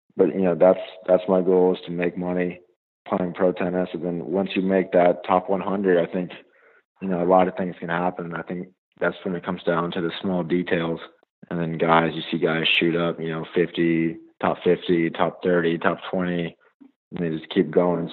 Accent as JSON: {"language": "English", "town": "Greenville", "region": "North Carolina", "country": "United States", "said": "I'm from Greenville, North Carolina."}